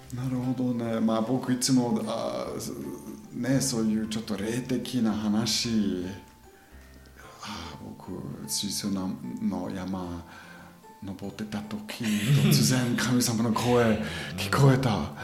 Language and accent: Japanese; German-speaking Switzerland, near Interlaken, Bern, Switzerland; Japanese is a second language; moved away as an adult; also born or lived in New Zealand; now in Japan; 僕ずっと子供時からそのドイツ語を話してる地域に住んでたであそこで、まあ、山もいっぱい山インテラックの近くにね